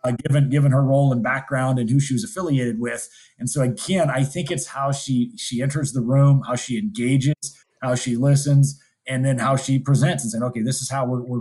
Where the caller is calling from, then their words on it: Montana, United States; I'm dialing in from Montana